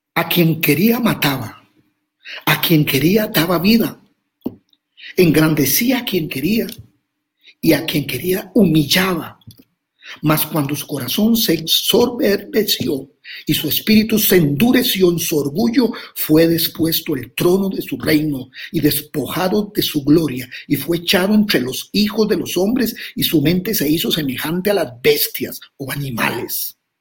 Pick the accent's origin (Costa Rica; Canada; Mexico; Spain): Costa Rica; soy de Costa Rica